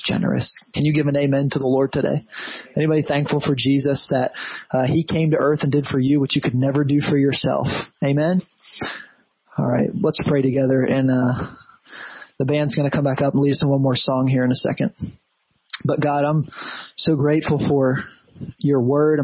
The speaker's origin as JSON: {"language": "English", "country": "United States", "said": "as an American Christian"}